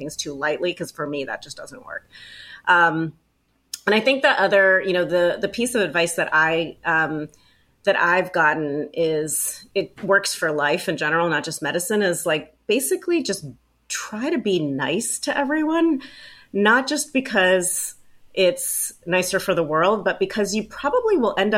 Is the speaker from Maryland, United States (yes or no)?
yes; Baltimore, Maryland, United States; I'm from Baltimore